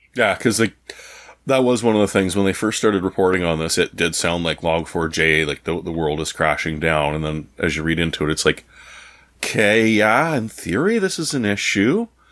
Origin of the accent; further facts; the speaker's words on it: Canada; as a Canadian